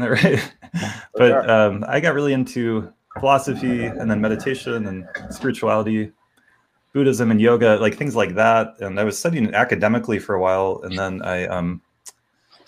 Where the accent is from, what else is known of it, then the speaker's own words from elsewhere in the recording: North Carolina, United States; moved away as an adult; now in Boulder, United States; I grew up in North Carolina